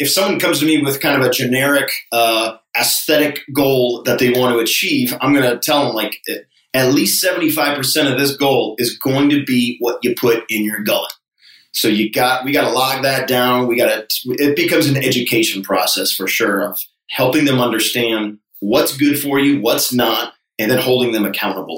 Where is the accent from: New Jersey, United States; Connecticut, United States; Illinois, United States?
Connecticut, United States; moved away as an adult; also born or lived in Hawaii; now in Charleston, United States; growing up in Connecticut